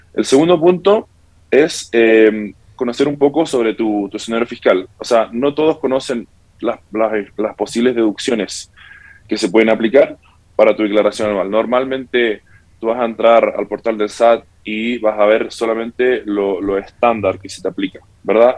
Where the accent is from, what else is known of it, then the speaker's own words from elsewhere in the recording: Santiago, Santiago Metropolitan Region, Chile; also born or lived in California, United States; now in Spain; Yo nací en Estados Unidos. Luego me crié en Santiago de Chile y actualmente vivo hace tres años en España